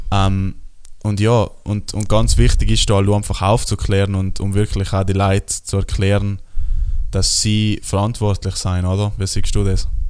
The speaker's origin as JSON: {"language": "German", "area": "South Tyrol", "region": "Trentino-Alto Adige", "country": "Italy"}